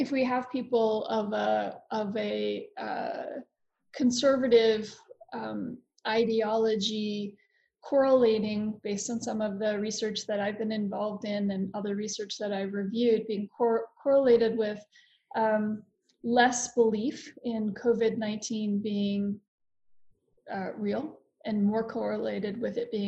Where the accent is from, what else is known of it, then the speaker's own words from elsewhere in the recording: Florida, United States; I'm also American and I'm from Florida